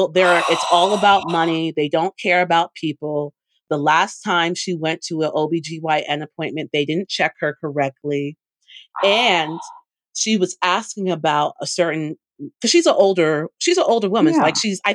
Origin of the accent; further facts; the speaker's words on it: Jamaica; I'm Jamaican.